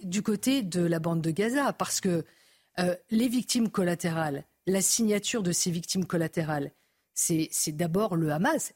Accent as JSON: {"language": "French", "area": "Lorraine", "region": "Grand Est", "country": "France", "said": "Moi, je suis Lorraine."}